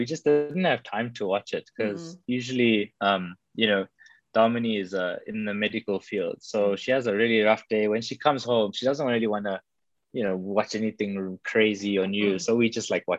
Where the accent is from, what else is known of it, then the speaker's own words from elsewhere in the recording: South Africa; South Africans as well, we